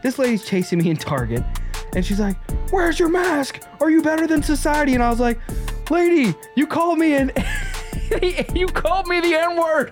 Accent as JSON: {"language": "English", "region": "the South", "country": "United States", "tie": "born or raised there", "said": "I grew up in the Black South"}